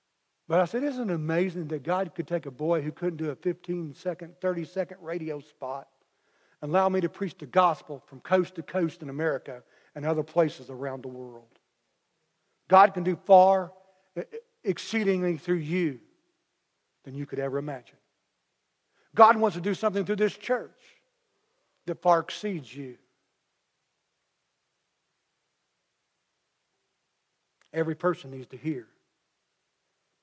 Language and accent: English; McLeansboro, Illinois, United States; I'm from McLeansboro